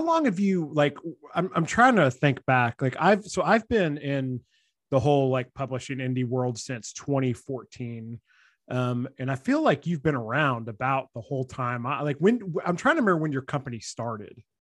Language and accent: English; Nashville, Tennessee, United States; we're both from the Nashville area